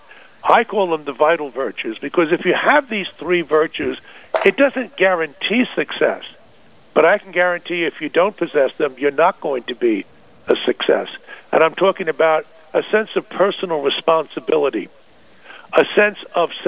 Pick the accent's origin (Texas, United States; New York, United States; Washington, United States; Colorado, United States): New York, United States; Long Island; also born or lived in Northern California; I was born in New York City and raised there in Long Island